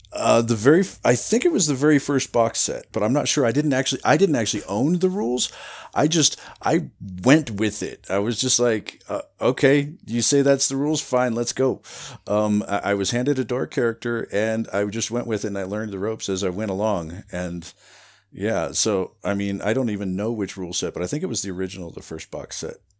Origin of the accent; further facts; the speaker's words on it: Iowa, United States; moved away as an adult; also born or lived in Running Springs, California; now in Wrightwood, United States; I grew up in Iowa